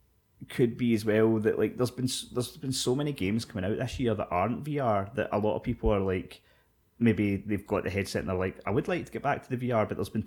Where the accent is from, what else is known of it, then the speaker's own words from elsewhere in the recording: Scotland, United Kingdom; We're Scottish